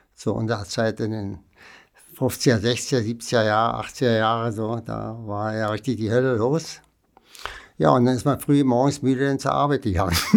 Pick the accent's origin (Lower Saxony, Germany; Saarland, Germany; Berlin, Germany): Berlin, Germany; ich bin ja ein Berliner Kind. Ich bin ja 1940 geboren, also während des Krieges sozusagen. Und äh, da ich im Osten und im Westen groß geworden bin